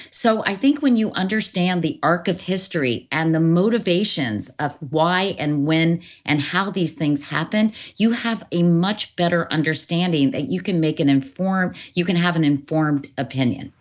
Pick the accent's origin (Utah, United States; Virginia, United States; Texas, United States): Virginia, United States; Northern; growing up in Northern Virginia, you know, I lived near Lee Highway